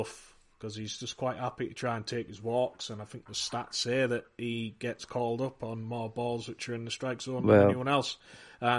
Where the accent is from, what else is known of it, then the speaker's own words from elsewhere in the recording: United Kingdom; People don't understand my accent in America, so I didn't really get to talk to that many people about anything. So getting to hang out with fellow Brits